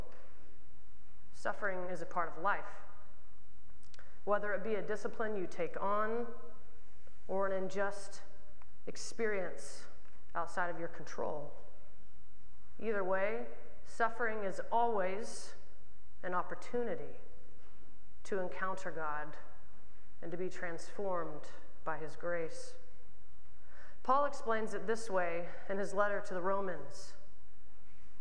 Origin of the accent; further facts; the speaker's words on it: Oklahoma, United States; as a queer kid growing up in Oklahoma